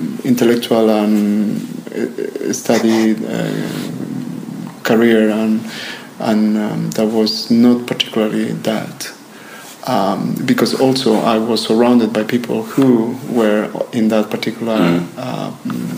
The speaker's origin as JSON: {"language": "English", "area": "Ribera del Duero", "region": "Castile and León", "country": "Spain", "also_born_or_lived": "New York", "moved": "yes", "lives_now": "Växjö, Sweden", "said": "Ribera del Duero in Spain, which is actually the region where I'm coming from."}